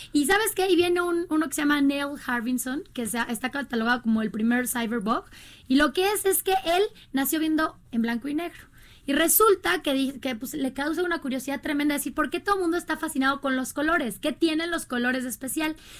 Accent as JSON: {"language": "Spanish", "region": "Querétaro", "country": "Mexico", "said": "yo soy queretana"}